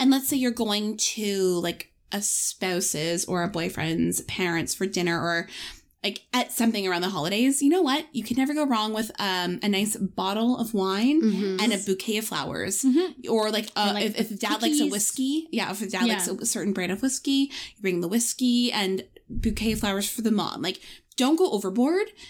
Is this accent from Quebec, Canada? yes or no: no; Toronto, Ontario, Canada; we are from Toronto.